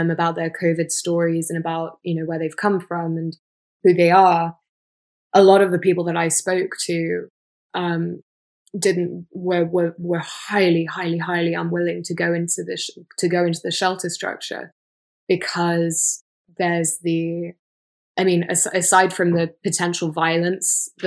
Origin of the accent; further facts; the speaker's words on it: England, United Kingdom; I'm from England